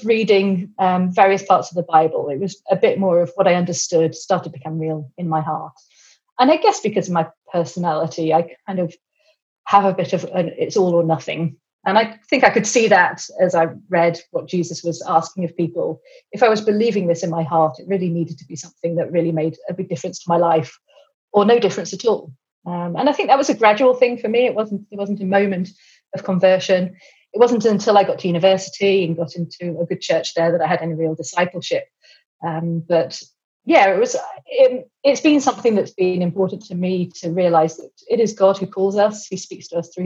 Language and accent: English; England, United Kingdom; also born or lived in Cambridge; you probably tell that I'm English